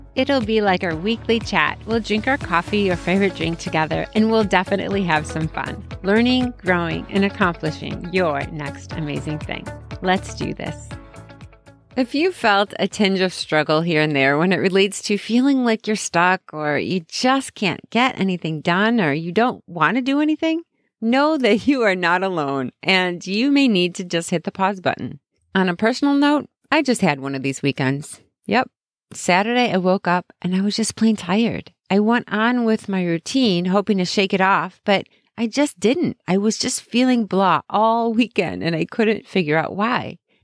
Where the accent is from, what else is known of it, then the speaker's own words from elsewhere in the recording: Chicago, Illinois, United States; I'm from Chicago